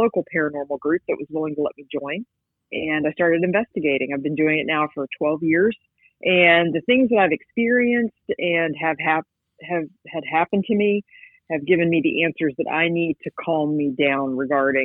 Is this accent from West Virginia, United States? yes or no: yes; West Virginia, United States; moved away as an adult; now in Georgia, United States; I grew up in West Virginia